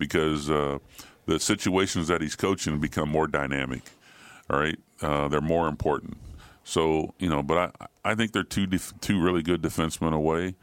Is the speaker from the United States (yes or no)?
yes; Ohio, United States; I'm from Ohio